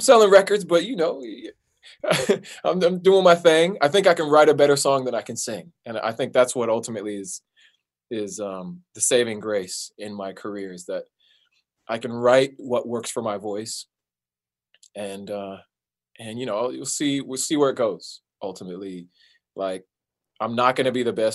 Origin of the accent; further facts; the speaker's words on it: Southern California, United States; I was born in Southern California. So I've lived in Southern California my whole life.